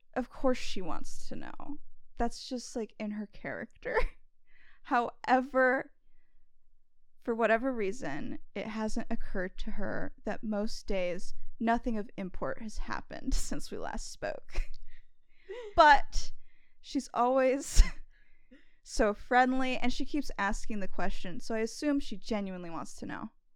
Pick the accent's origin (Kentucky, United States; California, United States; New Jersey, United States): California, United States; growing up in California, right, I spent a lot of my childhood